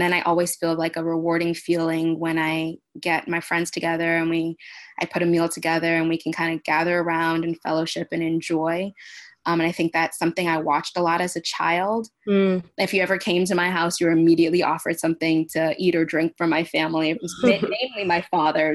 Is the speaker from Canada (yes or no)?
yes; Toronto, Ontario, Canada; also born or lived in Louisiana; now in Houston, United States; So I'm originally from Toronto, Ontario, but I spent the last 23 years of my life in Houston, Texas